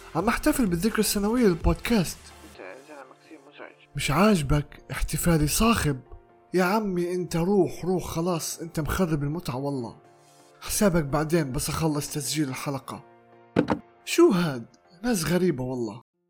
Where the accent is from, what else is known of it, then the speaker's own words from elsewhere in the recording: Palestine; accent: Palestinian; بلهجتي الفلسطينية